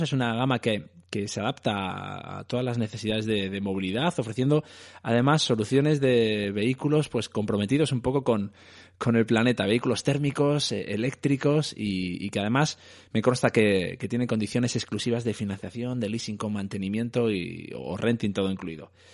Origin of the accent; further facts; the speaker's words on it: Madrid, Community of Madrid, Spain; yo soy de Aluche